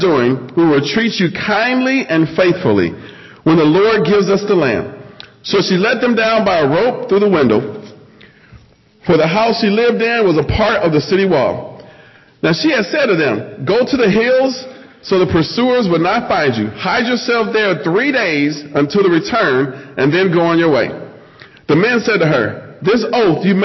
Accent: Nebraska, United States; moved away; I'm originally from Nebraska.

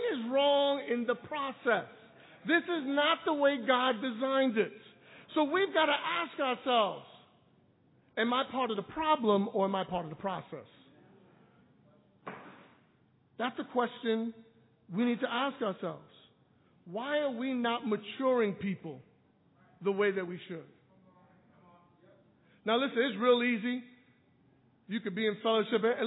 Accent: New York City, New York, United States; I was born and raised in Brooklyn

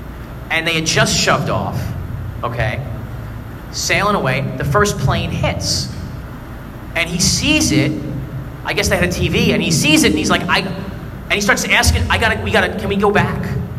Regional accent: Brooklyn, New York, United States; I'm from Brooklyn. I don't know Staten Island very well.

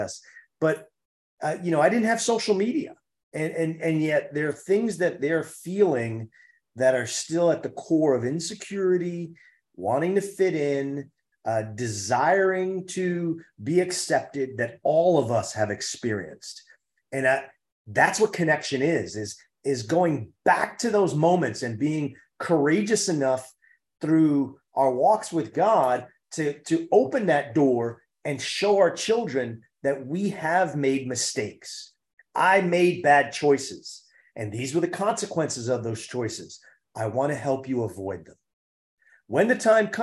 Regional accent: New York City, New York, United States; I'm a city kid. I grew up in Harlem

